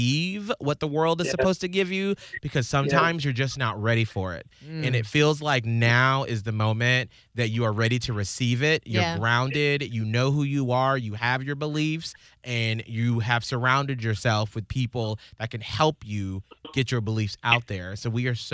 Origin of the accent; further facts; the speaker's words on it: Atlanta, Georgia, United States; moved away; I was from Atlanta